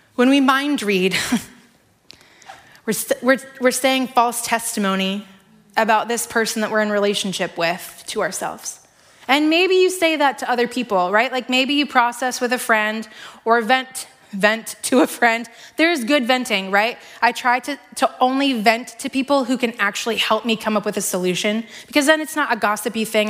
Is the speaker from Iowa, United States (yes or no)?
yes; Iowa, United States; also born or lived in Seattle; I grew up here in Iowa